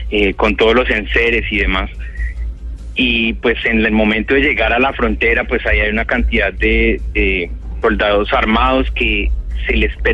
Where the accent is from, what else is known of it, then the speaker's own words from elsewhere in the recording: Colombia; moved away as an adult; yo hace unos cinco años eh, me fui de Colombia, yo era profesor de la Universidad Javeriana, del Departamento de Artes